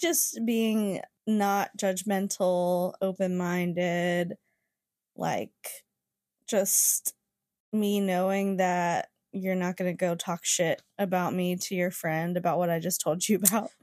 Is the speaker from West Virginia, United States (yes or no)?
yes; West Virginia, United States; moved away; I was from West Virginia